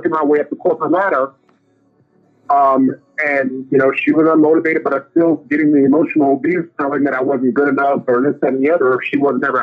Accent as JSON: {"language": "English", "region": "Michigan", "country": "United States", "tie": "born or raised there", "also_born_or_lived": "Washington, D.C. area / New York City", "moved": "yes", "said": "I'm born and raised in Michigan, moved down to DC area, and then made my way to New York City"}